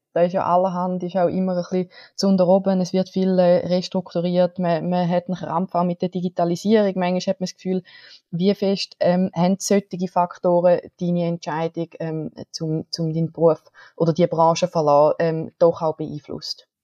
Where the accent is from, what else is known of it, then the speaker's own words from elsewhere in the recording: Switzerland; bei uns in der Schweiz